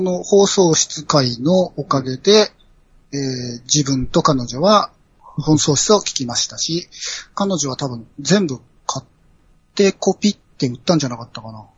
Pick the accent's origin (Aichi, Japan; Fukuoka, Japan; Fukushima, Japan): Aichi, Japan; 僕愛知県の人間なんですけど